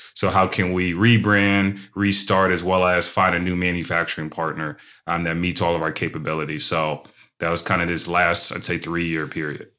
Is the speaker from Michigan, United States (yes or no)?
no; Shaker Heights, Ohio, United States; I'm from Shaker Heights, Ohio